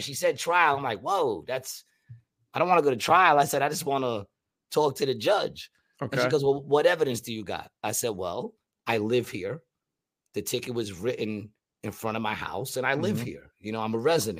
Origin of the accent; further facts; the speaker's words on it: New York, United States; now in Atlantic City, United States; I'm from New York